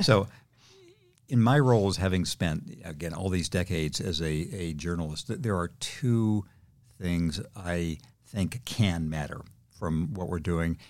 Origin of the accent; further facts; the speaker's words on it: Redlands, California, United States; my hometown of Redlands, California